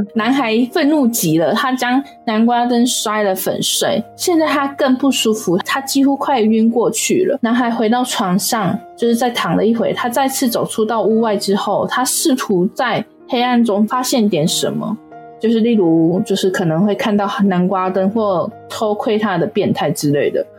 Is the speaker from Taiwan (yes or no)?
yes; Taiwan; 我们台湾人